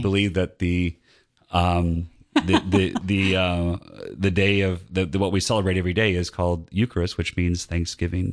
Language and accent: English; Northwest Indiana, United States; moved away as an adult; also born or lived in Latrobe, Pennsylvania; now in Georgia, United States; I grew up in Northwest Indiana near Chicago